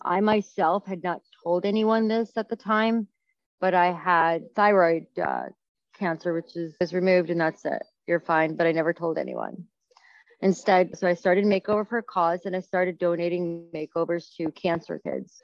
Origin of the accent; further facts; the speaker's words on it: New York, United States; moved away as an adult; now in St. Louis, United States; as a New Yorker